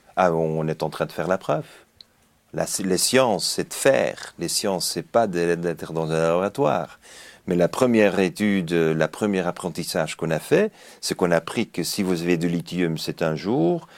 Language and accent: French; Belgium; now in Japan; je suis belge, j'habite le Japon